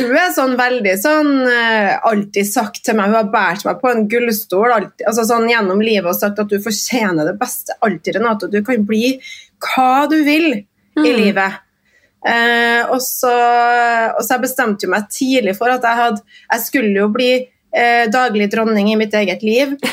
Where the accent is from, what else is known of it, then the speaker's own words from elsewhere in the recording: Trondheim, Trøndelag, Norway; Jeg kommer jo fra Kolstad. Jeg er stolt Kolstad-ramp.